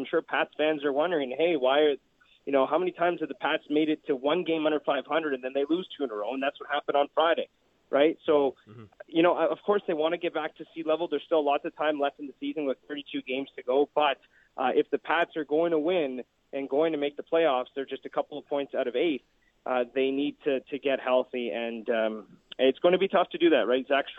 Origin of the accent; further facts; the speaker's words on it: Ottawa, Ontario, Canada; growing up in Ottawa, Ontario